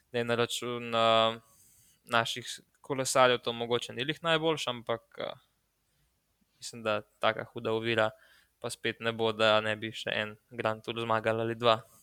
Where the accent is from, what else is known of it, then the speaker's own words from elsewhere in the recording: Slovenia; smo Slovenci